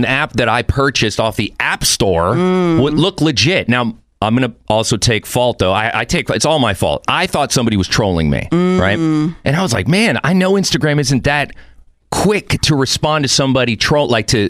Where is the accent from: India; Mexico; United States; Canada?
Mexico; Mexico City; born there; I have dual citizenship, meaning... I was born in Mexico City, but my mom was from San Fernando here in California.